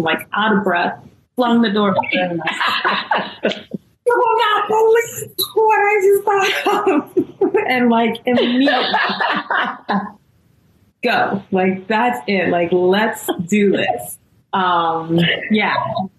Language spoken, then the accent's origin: English; Guyana; And I grew up in Guyana because we practice Hinduism.